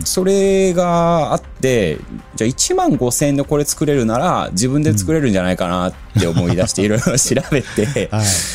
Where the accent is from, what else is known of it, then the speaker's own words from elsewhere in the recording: Osaka, Japan; also born or lived in United Kingdom; now in Tokyo, Japan; イギリス生まれ、大阪育ち